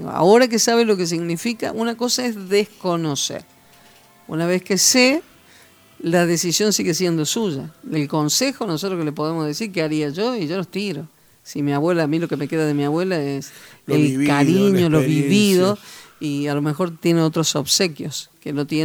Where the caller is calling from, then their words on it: Unquillo, Córdoba, Argentina; de Unquillo.